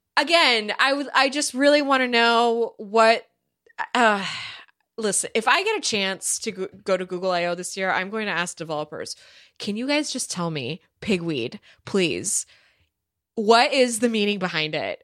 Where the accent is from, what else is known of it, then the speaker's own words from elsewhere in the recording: California, United States; I am from California